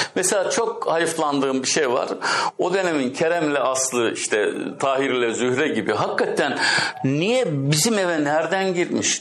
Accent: Çarşamba, Samsun, Turkey; moved away as an adult; now in Istanbul, Turkey; Ben Samsun'un Çarşamba kazasında 1954'te doğdum.

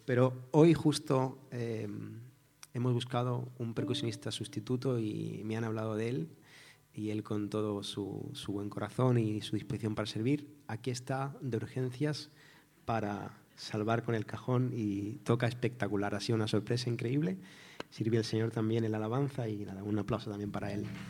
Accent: Barcelona, Catalonia, Spain; moved away as an adult; also born or lived in Cádiz; vengo de Barcelona, soy de allí, y pasa es que he estado mucho tiempo viviendo en Cádiz

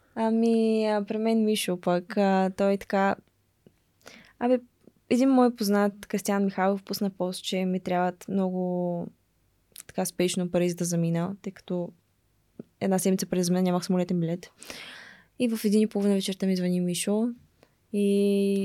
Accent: Dobrich, Dobrich Province, Bulgaria; born or raised there; moved away as an adult; now in United States

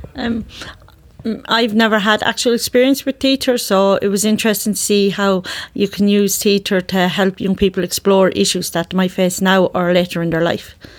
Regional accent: Ireland; I'm from Ireland

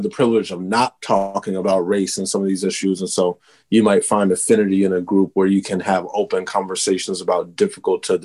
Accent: Texas, United States; I'm originally from Texas

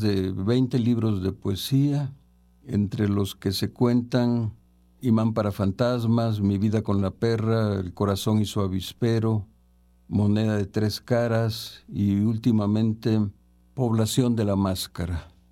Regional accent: San Andrés Tuxtla, Veracruz, Mexico; nací en San Andrés Tuxtla, en el estado de Veracruz, en 1946

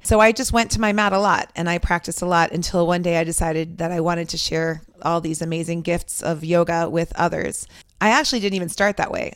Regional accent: Westwood, Massachusetts, United States; also born or lived in Lebanon; we have been in Westwood since I was five years old

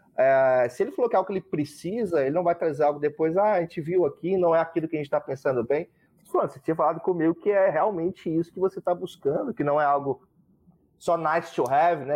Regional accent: Brazil; eu sou brasileiro

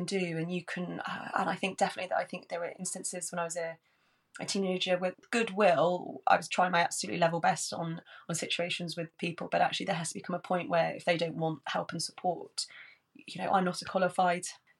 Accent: Worcestershire, West Midlands, United Kingdom; now in London, United Kingdom; I grew up in Worcestershire

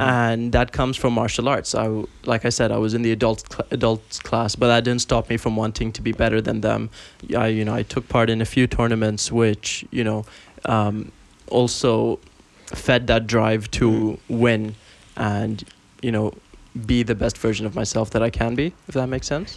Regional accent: Bahrain; now in Dubai, United Arab Emirates; I am from Bahrain, but uh, currently in Dubai

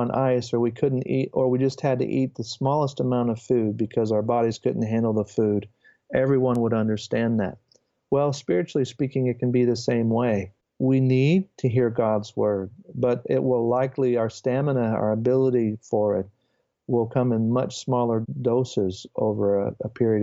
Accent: United States; as an American

